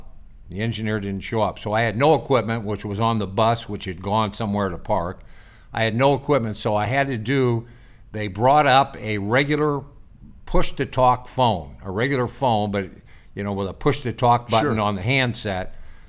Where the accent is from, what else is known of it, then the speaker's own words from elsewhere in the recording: Midwest, United States; So, I grew up in the Midwest.